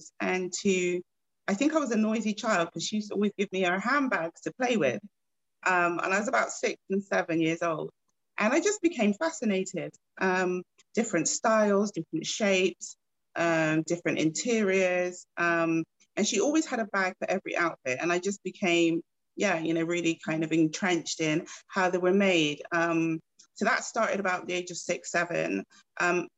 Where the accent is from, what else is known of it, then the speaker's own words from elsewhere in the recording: Bristol, South West England, United Kingdom; moved away as an adult; also born or lived in Gloucester / Birmingham / London; So I'm originally from Bristol, and I'd gone from Bristol to Gloucester, to Birmingham, to London